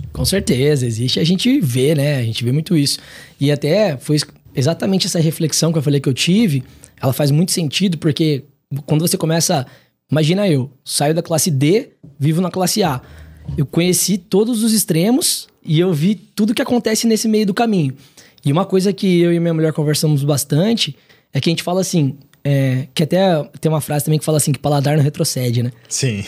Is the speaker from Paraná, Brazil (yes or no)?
yes; Maringá, Paraná, Brazil; moved away as an adult; now in São Paulo, Brazil; venho de Maringá, no Paraná.